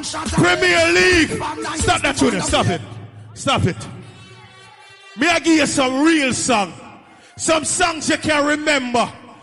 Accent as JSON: {"language": "English", "town": "New York City", "region": "New York", "country": "United States", "tie": "born or raised there", "said": "I'm from Brooklyn, New York. I grew up in Brooklyn, New York."}